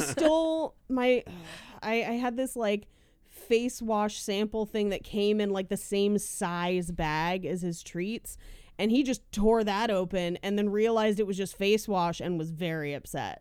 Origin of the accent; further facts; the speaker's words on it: Bay Area, California, United States; I am from the Bay Area. Hella is in our blood